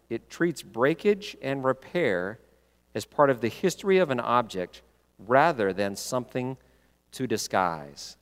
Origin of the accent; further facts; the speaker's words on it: Texas, United States; I grew up in Texas